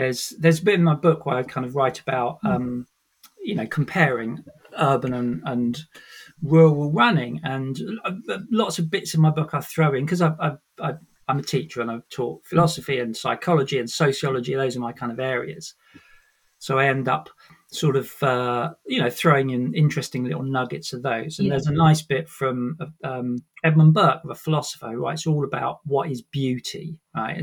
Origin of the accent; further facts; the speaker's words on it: Sussex, South East England, United Kingdom; moved away as an adult; also born or lived in Brighton; now in London, United Kingdom; I was born in Sussex in the countryside, grew up in the countryside